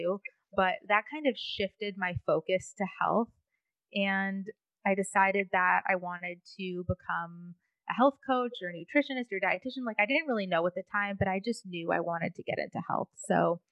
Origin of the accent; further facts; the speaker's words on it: Michigan, United States; moved away as an adult; now in Boca Raton, United States; I grew up in Michigan. I went to college in Michigan